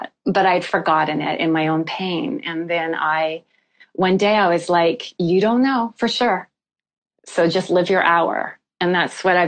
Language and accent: English; Canada; I'm from Canada